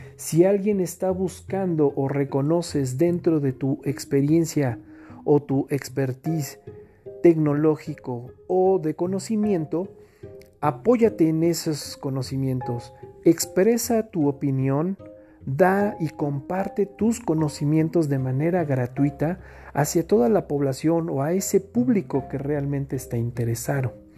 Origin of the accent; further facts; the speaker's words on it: Mexico; entre todos los mexicanos